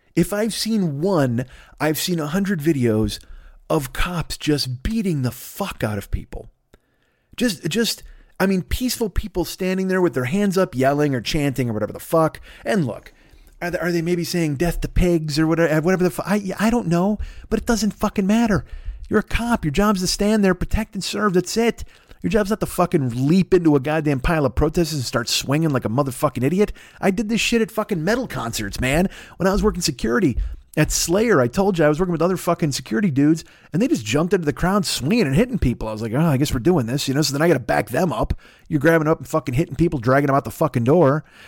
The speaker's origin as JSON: {"language": "English", "town": "Bolingbrook", "region": "Illinois", "country": "United States", "tie": "born or raised there", "said": "I grew up in Bolingbrook"}